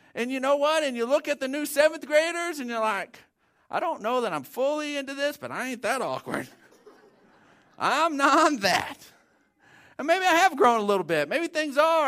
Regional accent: Odessa, Texas, United States; growing up in Odessa, it was seventh grade was that first year

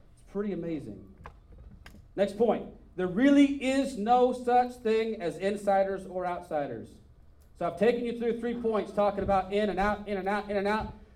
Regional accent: Northern California, United States; I grew up in Northern California

